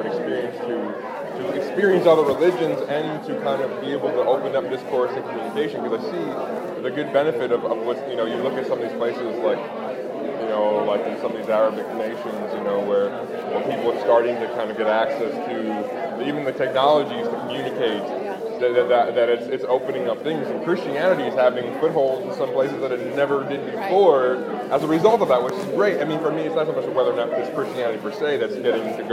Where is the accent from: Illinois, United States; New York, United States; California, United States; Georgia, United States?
New York, United States; Long Island; also born or lived in Seattle; I grew up in Long Island.